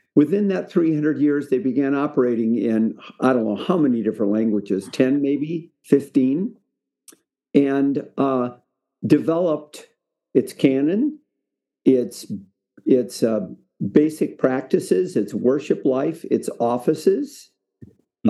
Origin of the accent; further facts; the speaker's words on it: Spokane, Washington, United States; I really had a good experience growing up in Spokane